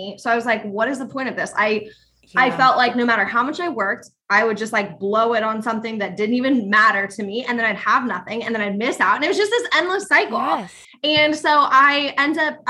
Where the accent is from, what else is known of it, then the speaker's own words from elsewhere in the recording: Iowa, United States; I grew up in Iowa in a small town